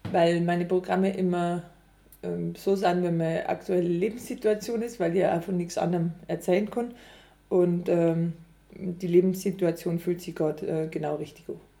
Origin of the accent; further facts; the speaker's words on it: Überacker, Bavaria, Germany; now in Altomünster, Germany; ich bin äh, Musikkabarettistin und ich komme aus Überacker, jetzt wohne ich in Altomünster.